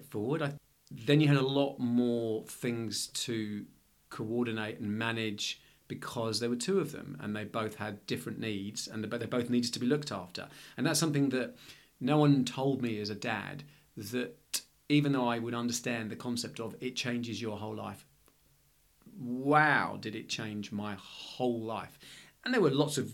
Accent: London, United Kingdom; moved away as an adult; now in Melbourne, Australia; I'm originally from London.

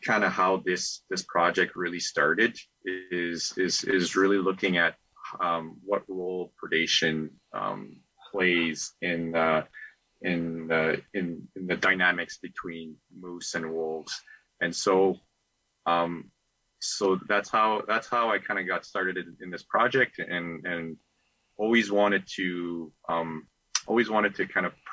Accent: Eastern Manitoba, Canada; also born or lived in Winnipeg, Canada; I grew up in Eastern Manitoba, so in the Saint-Georges or Pine Falls area

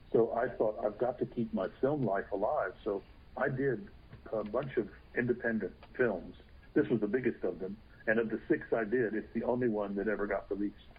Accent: Texas, United States; I'm from Texas

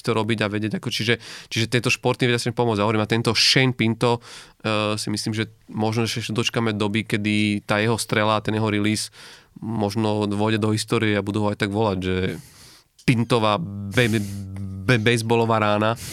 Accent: Slovakia; u nás akože na Slovensku

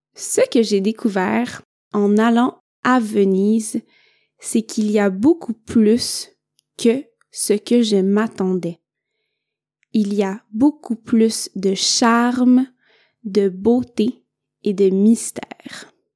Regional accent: Quebec, Canada; also born or lived in northern Italy; now in Italy; je viens du Québec

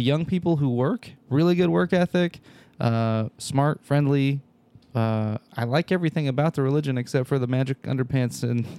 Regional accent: Salt Lake City, Utah, United States; I grew up in Salt Lake City, so Salt Lake City in the city, there are actually not that many Mormons.

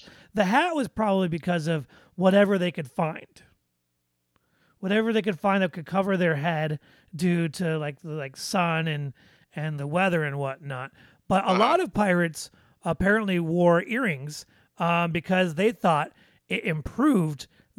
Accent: Midwest, United States; accent: Midwest; listen to my little Midwest accent

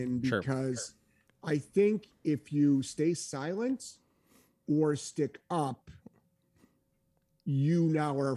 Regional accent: New England, United States; I'm from New England

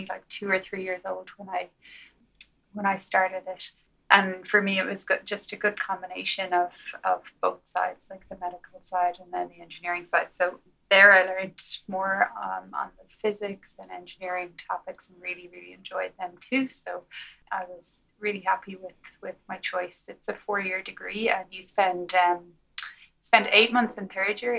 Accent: Galway, Connacht, Ireland; moved away as an adult; now in United States; I grew up in Galway

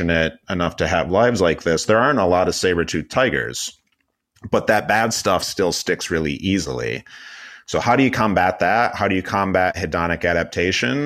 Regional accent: Michigan, United States; moved away; also born or lived in Los Angeles; I was living and working in Los Angeles, but I'm originally from Michigan

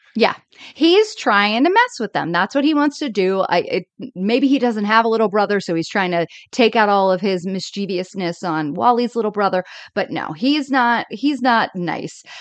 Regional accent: Florida, United States; I grew up in Florida

